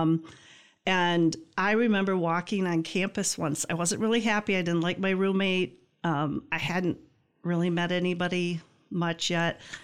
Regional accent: Greenville, Michigan, United States; I grew up in Greenville, small

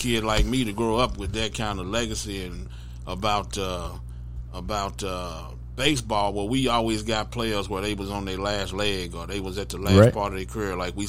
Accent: Arlington, Texas, United States; also born or lived in Grand Prairie, Texas; I grew up in Arlington, Grand Prairie. I went to school in Arlington.

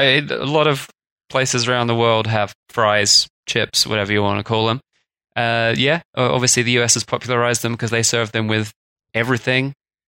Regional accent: England, United Kingdom; moved away; I grew up in England.

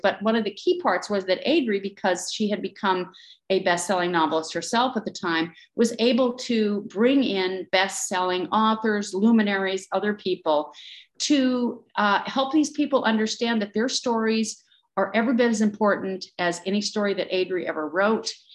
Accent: Powell, Wyoming, United States; moved away as an adult; also born or lived in London / New York; I'm from Wyoming. I'm from a little town outside Yellowstone Park

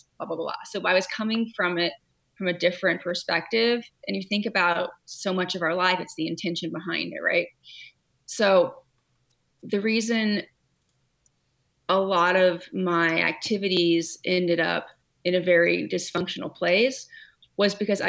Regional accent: California, United States; also born or lived in Hawaii; now in Connecticut, United States; I grew up in California

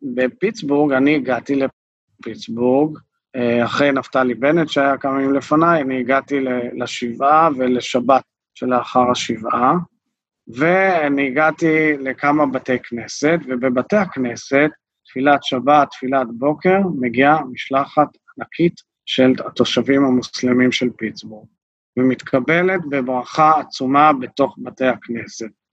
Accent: Israel; אנחנו כישראלים

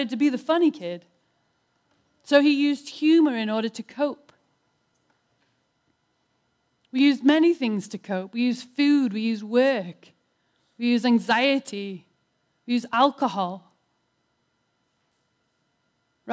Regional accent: United Kingdom; I'm British

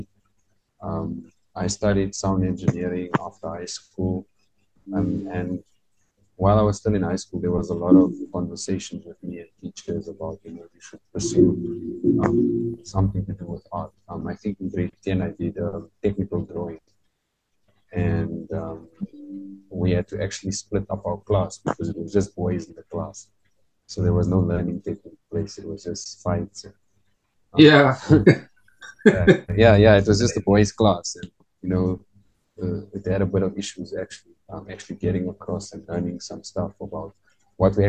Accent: Johannesburg, Gauteng, South Africa; I'm from Westbury, and I went to Westbury High School

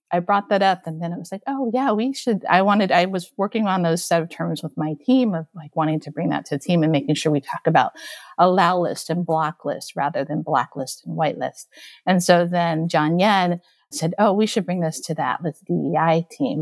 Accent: Okinawa, Japan; moved away as an adult; also born or lived in Taipei, Taiwan; now in United States; I was born in Taipei, Taiwan, and then I grew up in Okinawa, Japan, and then I immigrated into the United States when I was in college

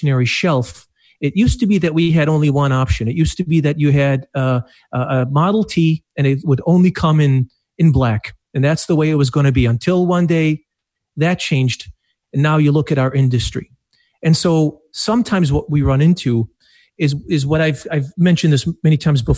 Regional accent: Iraq; also born or lived in Detroit, Michigan; now in Madison Heights, Michigan, United States; I'm of Arabic heritage, so I was born in Iraq

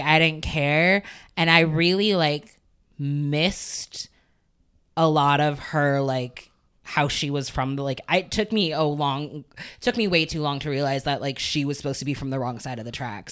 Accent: Chicago, Illinois, United States; moved away; also born or lived in Evanston, Illinois; I spent equal times in Evanston and the city

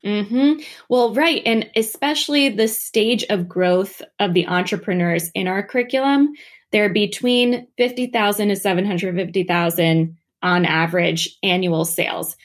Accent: New Jersey, United States; moved away as an adult; also born or lived in Washington, D.C.; I'm from New Jersey. I'm from a small farm town

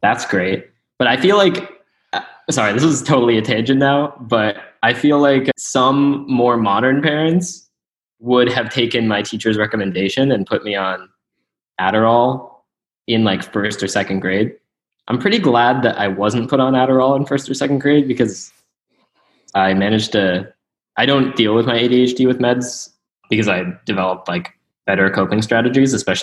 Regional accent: Mesa, Arizona, United States; So I was born and raised in Mesa, Arizona, which is just some town.

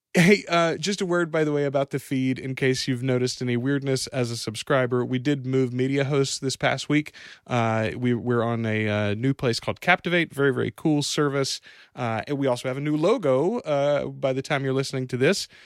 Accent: Louisiana, United States; we're from Louisiana

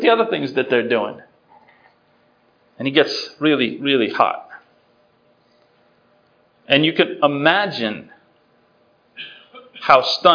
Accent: Worcester, Massachusetts, United States; I grew up in Worcester, Massachusetts

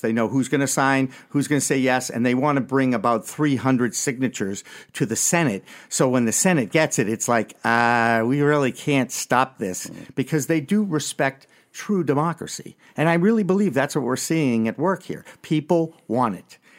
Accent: Massachusetts, United States; I'm from Massachusetts

